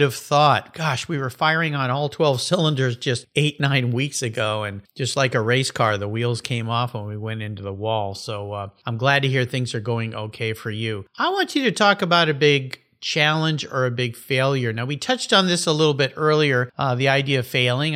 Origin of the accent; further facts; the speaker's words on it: San Diego, California, United States; calling in from my hometown, San Diego, California